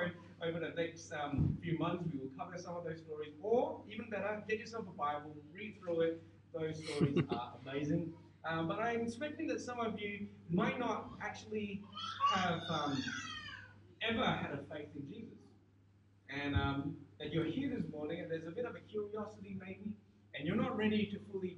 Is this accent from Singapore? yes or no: yes; Singapore; growing up in Singapore